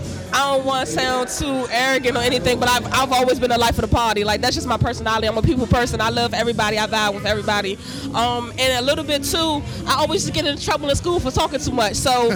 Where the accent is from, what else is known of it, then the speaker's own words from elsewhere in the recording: Washington, District of Columbia, United States; Definitely from the city, born and raised.